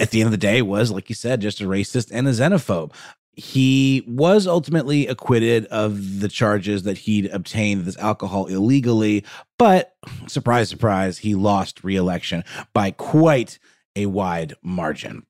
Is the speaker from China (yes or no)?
no; Augusta, Georgia, United States; in my hometown of Augusta that I mentioned at the top of the show. Not Augusta, Maine, Augusta, Georgia